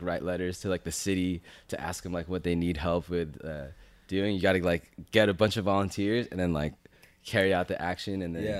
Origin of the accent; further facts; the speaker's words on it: Chino, California, United States; Grew up in Chino, California.